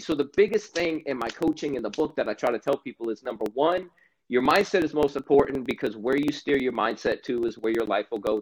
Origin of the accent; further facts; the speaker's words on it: Stuart, Florida, United States; I grew up in Stuart, Florida